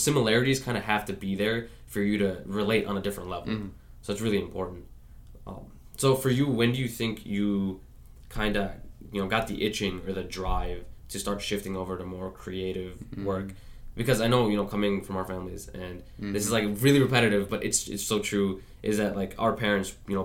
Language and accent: English; New York City, New York, United States; I grew up in Queens